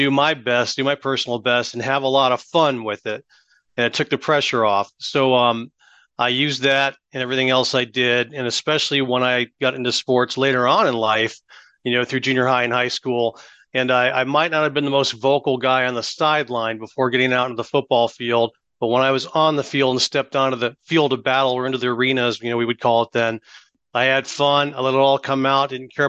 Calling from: Austin, Texas, United States; Austin, Texas. Out west of Austin, Texas.

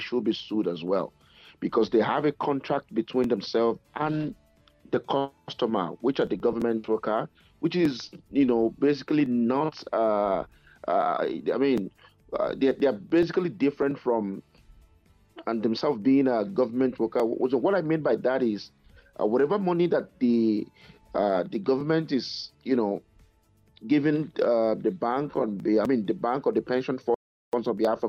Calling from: Edmonton, Alberta, Canada; I'm calling from Edmonton in Canada.

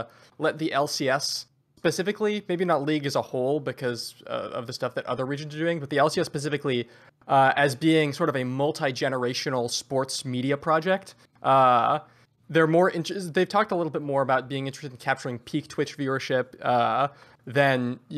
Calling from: Seattle, Washington, United States; I am calling from beautiful Seattle, Washington.

